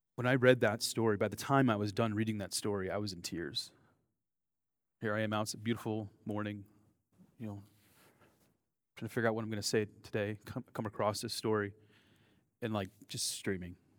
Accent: United States; accent: American; my American accent

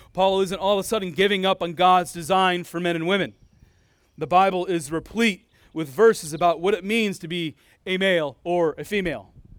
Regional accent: United States; now in Iowa, United States; I'm a full-blooded American. I was born in America, and I, unless the Lord does something different, I'll likely die in America, probably in this state of Iowa

